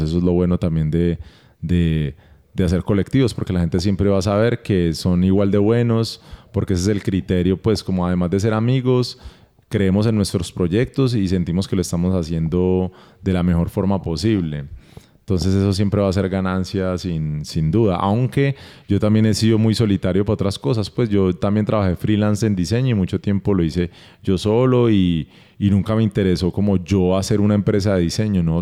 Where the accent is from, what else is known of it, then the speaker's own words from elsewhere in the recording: Barranquilla, Atlántico, Colombia; moved away; nosotros crecimos en Barranquilla, en otra ciudad